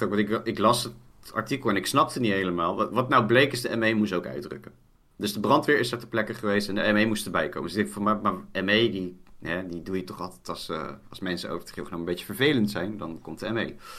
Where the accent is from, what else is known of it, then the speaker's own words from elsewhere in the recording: Poeldijk, South Holland, Netherlands; in Poeldijk, het dorp waar ik vandaan kom